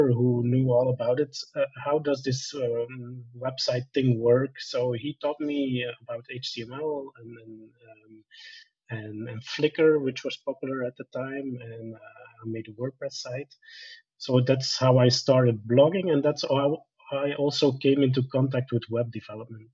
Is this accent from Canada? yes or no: no; Belgium; also born or lived in Bolivia; I worked as an engineer first in my home country of Belgium